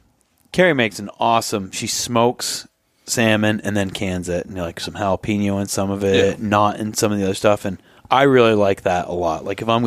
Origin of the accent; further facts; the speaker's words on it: Vermont, United States; I visited people that I grew up near them in Vermont